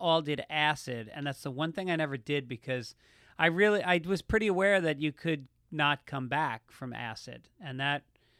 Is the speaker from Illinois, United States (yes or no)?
no; Tarrytown, New York, United States; No, it's very mixed. There was a General Motors plant in town. So it's actually the most diverse population outside of New York City in the state